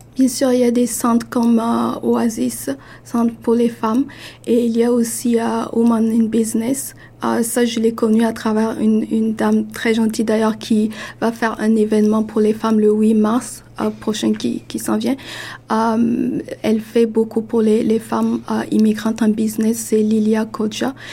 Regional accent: Burkina Faso; now in Toronto, Canada; chez moi au Burkina

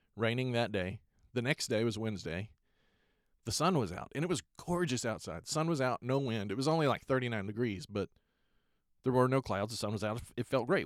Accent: Lubbock, Texas, United States; moved away as an adult; now in Pacific Northwest, United States; back home in Lubbock

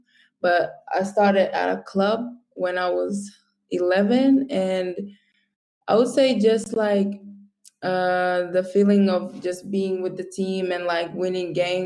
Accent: Finland; also born or lived in Egypt / South Sudan (family); So I was born in Egypt. And then I was like turning two. And then my family decided to move to Finland

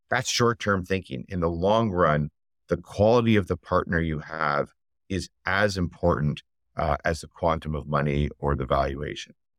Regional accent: Canada; I'm Canadian

